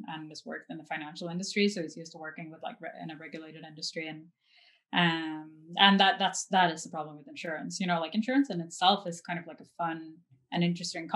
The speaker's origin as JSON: {"language": "English", "country": "Norway", "tie": "born or raised there", "also_born_or_lived": "New York", "moved": "yes", "lives_now": "Los Angeles, United States", "said": "I'm from Norway, but I'm not really attached to Norway anymore. And, you know, I was born and raised there"}